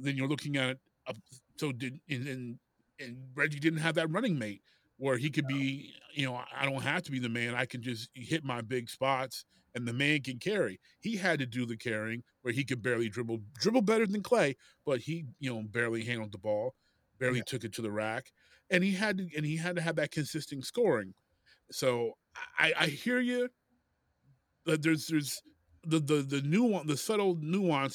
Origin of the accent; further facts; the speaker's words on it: Detroit, Michigan, United States; I'm from Detroit.